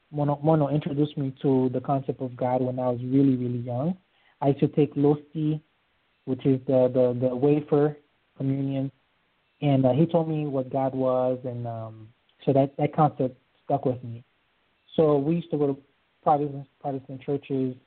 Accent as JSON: {"language": "English", "country": "Haiti", "tie": "born or raised there", "also_born_or_lived": "Florida", "moved": "yes", "lives_now": "Georgia, United States", "said": "I was born in Haiti uh, to a, a Catholic family. We moved here in uh, December of 1988"}